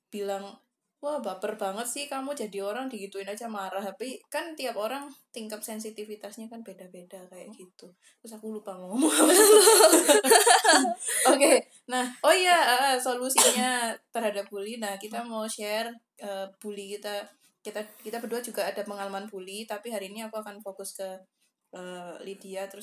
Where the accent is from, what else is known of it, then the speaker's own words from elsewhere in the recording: Banten, Indonesia; aku orang Banten.